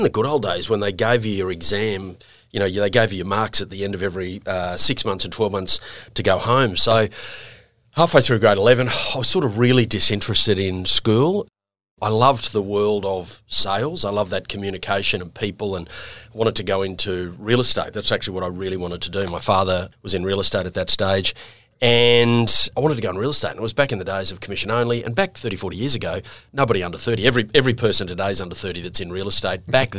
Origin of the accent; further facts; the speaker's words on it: Brisbane, Queensland, Australia; also born or lived in Manly, New South Wales; So I spent my first 6 or 7 years in the North Shore, so out at Manly, hence my passion and love for Manly. And then my parents moved to Queensland, and I basically spent most of my adolescence in Queensland, in Brisbane.